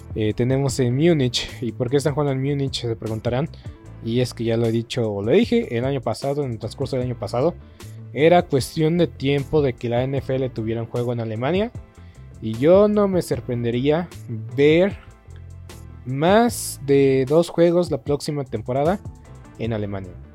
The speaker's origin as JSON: {"language": "Spanish", "country": "Mexico", "said": "nosotros como mexicanos"}